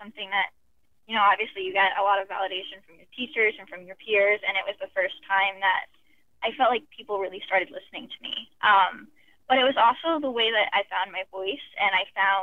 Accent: Florida, United States; I grew up in Florida

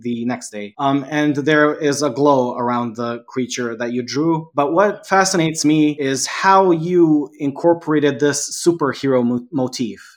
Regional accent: Serbia; English is a second language; also born or lived in Canada; I was here in my home country

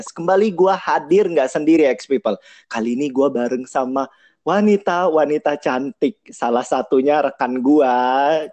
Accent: Sumatra, Indonesia; now in Jakarta, Indonesia; aku orang Sumatera, tapi aku tinggal di di Jakarta sih aku domisilinya di Jakarta

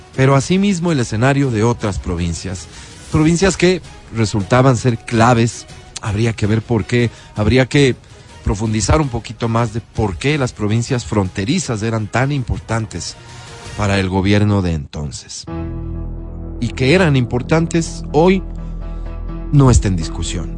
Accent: Ecuador; Como ecuatoriano

